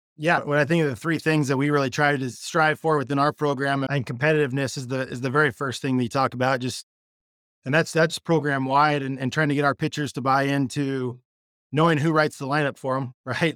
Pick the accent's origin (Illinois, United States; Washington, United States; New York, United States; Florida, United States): Washington, United States; Spokane; I'm from Spokane, Washington, where we're